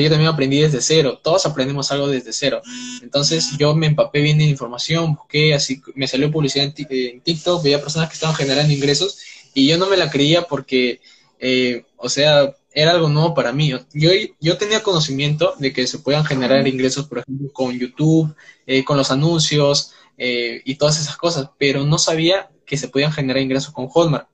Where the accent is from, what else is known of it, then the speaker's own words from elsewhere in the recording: Peru; tengo 19 años, soy de Perú